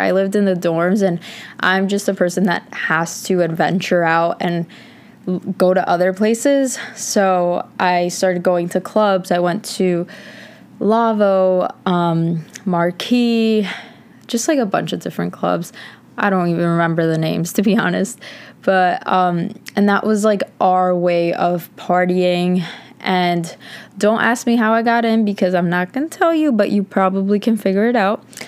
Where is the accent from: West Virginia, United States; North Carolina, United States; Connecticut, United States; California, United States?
Connecticut, United States; moved away as an adult; now in New York City, United States; in Connecticut, where I'm from